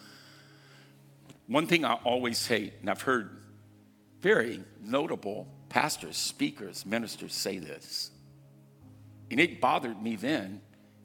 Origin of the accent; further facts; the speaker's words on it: United States; I was born in the United States of America